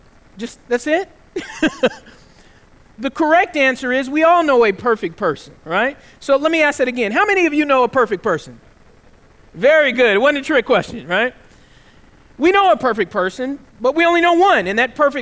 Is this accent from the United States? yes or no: yes; the South, United States; One of the things that I couldn't do growing up in the South is I could never swear